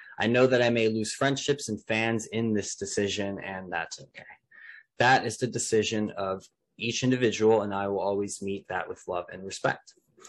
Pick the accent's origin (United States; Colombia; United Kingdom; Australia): Australia; Melbourne, Victoria; Australia, my home state of Victoria, and my beloved city of Melbourne.